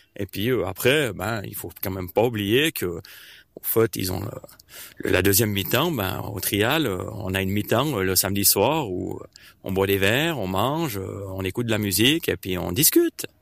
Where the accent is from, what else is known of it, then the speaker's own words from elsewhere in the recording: Martigny, Valais, Switzerland; je viens de Martigny.